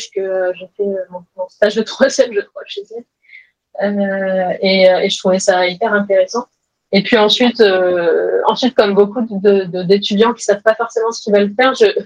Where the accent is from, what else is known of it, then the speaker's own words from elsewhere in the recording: Grenoble, Auvergne-Rhône-Alpes, France; moved away as an adult; also born or lived in Ireland / Toulouse / Paris / Lille; now in Malmö, Sweden; En fait, j'ai commencé à donc je suis de Grenoble. Euh, j'ai vécu en Irlande, à Toulouse, à Paris, à Lille, à Aix-en-Provence, à Lyon. Et là, je suis en Suède, à Malmö, euh, près de Copenhague, dans le sud de la Suède